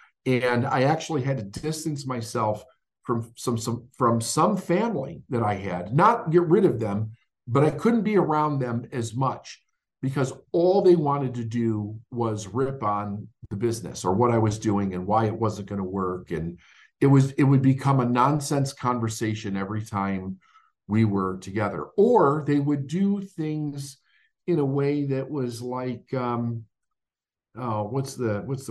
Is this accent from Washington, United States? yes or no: no; Chicago, Illinois, United States; when I grew up in Chicago